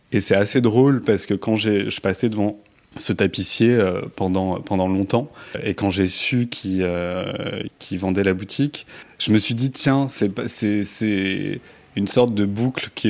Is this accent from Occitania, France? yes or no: yes; Toulouse, Occitania, France; now in Paris, France; cette ville parce que je suis pas parisien peut-être